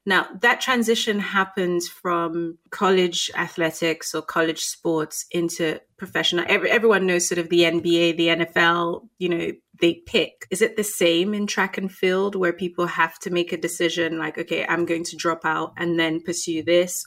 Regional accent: Nigeria; also born or lived in London; As a Nigerian

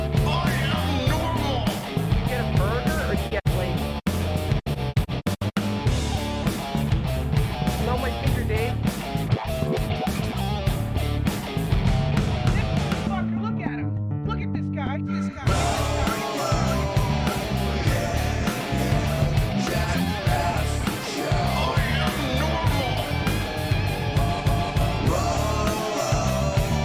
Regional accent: Canada; we're Canadian

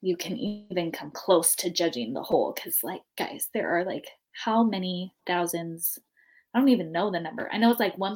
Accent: Southern California, United States; moved away as an adult; I grew up in Southern California

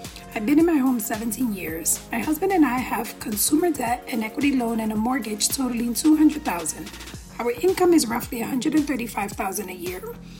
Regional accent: New York, United States; I'm a New Yorker.

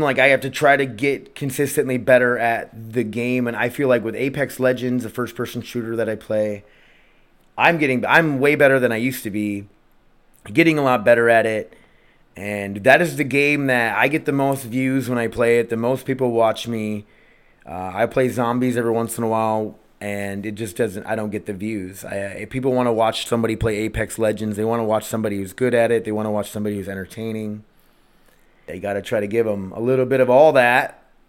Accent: Milbank, South Dakota, United States; I was from Millbank, South Dakota, growing up

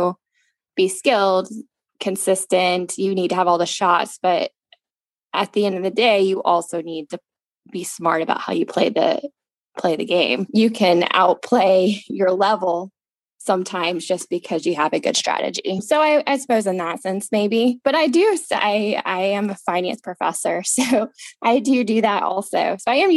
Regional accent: the Carolinas, United States; moved away as an adult; also born or lived in East Lansing, Michigan; I'm from the South. I grew up in the Carolinas my whole life

